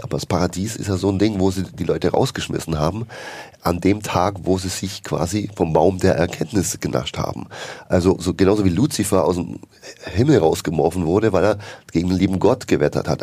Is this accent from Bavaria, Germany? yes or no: yes; Bavaria, Germany; now in Berlin, Germany; ich komme ja aus Bayern, ja, bin ja dort geboren, katholisch aufgewachsen